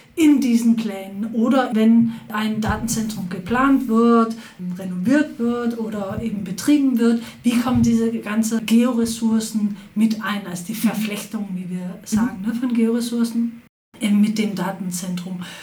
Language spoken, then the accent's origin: German; Copenhagen, Capital Region of Denmark, Denmark; moved away as an adult; also born or lived in Berlin; Ich komme aus Kopenhagen ursprünglich, wo ich äh, Psychologie studiert habe